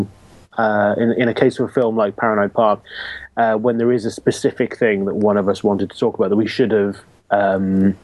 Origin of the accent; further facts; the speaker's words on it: Wales, United Kingdom; I'm Welsh